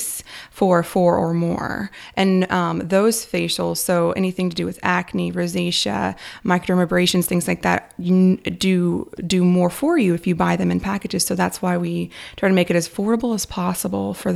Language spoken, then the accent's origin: English; Kansas, United States; also born or lived in Nashville / Los Angeles; now in Kyle, United States; I am a Kansas native, and I've moved from Kansas to Nashville, to LA, and back to here